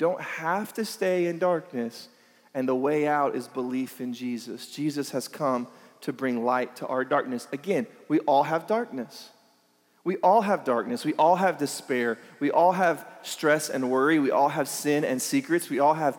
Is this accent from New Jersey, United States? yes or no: no; Lake Elsinore, California, United States; we're from Elsinore, and there's nothing else